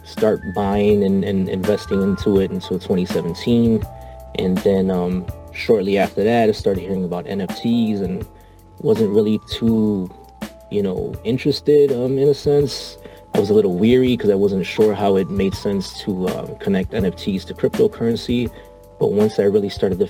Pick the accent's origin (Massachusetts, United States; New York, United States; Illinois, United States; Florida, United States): Illinois, United States; Chicago; I'm from Chicago